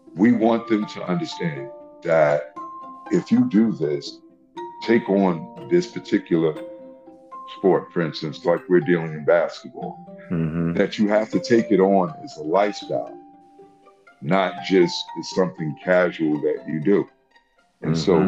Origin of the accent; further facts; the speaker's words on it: New York City, New York, United States; I hail from Washington Heights. That's where uh, we're based at right now.